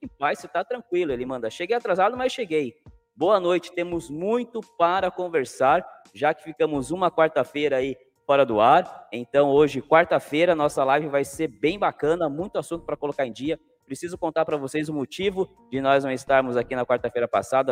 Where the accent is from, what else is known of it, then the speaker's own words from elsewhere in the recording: Cananéia, São Paulo, Brazil; eu sou de Cananéia